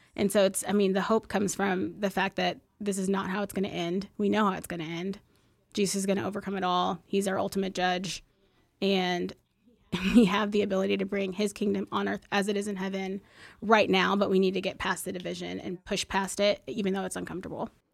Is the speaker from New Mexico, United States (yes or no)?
no; Plano, Texas, United States; I grew up in West Plano